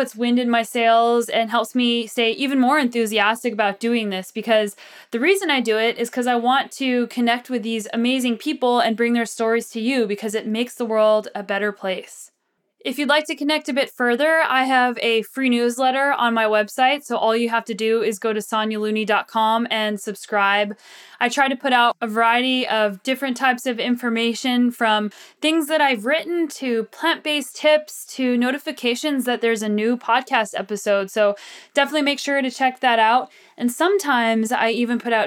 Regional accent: Southwest, United States; I'm from the Southwest

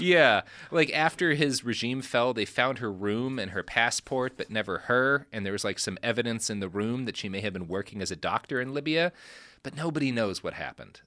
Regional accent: Texas, United States; I come from Texas

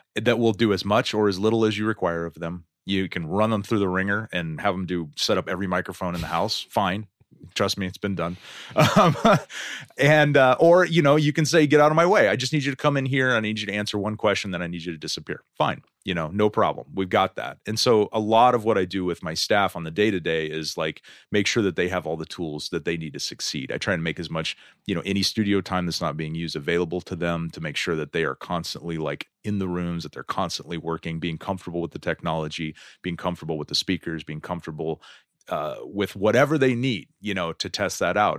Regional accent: Stockton, California, United States; moved away; also born or lived in San Francisco / Berkeley / Denver, Colorado; I'm originally from Stockton

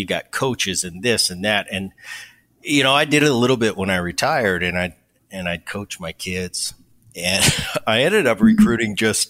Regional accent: New Jersey, United States; I grew up in Jersey as a young kid.

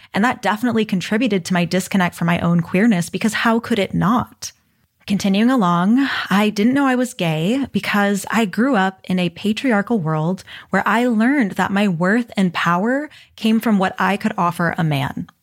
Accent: Texas, United States; growing up in Texas

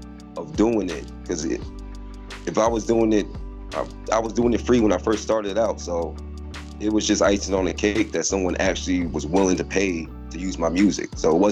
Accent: East Orange, New Jersey, United States; now in Canada; From East Orange, New Jersey, Illtown, living in Canada right now. But yeah, man, I started out in Jersey.

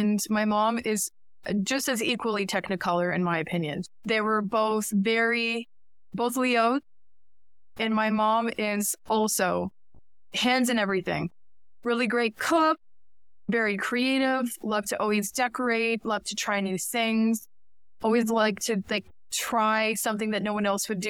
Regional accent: Brantford, Ontario, Canada; also born or lived in New York / Connecticut; now in Toronto, Canada; I went to school in Brantford, Ontario, and my high school was Brantford Collegiate Institute

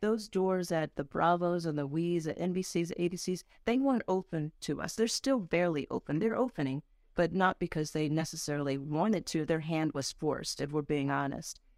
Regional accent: Dover, Delaware, United States; also born or lived in Ohio; I grew up in Dover, Delaware. I was born in Ohio, though

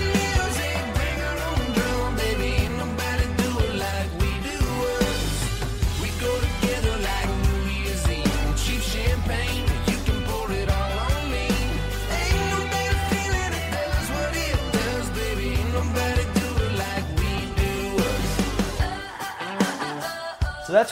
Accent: Arkansas, United States; moved away; I grew up in Arkansas, so my grandma was a huge … fan

